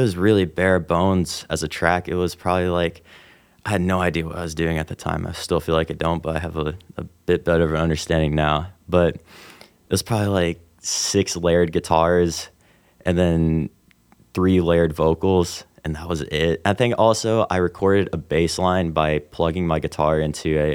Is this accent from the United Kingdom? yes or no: no; Evansville, Indiana, United States; also born or lived in Robinson, Illinois / Utah; I moved to Evansville uh, when I was about eight and I've lived here ever since.